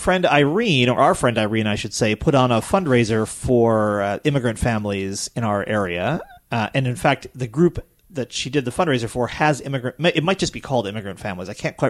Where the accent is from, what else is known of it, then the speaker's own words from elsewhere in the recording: Lenox, Massachusetts, United States; now in State College, United States; I went up to Lenox, my hometown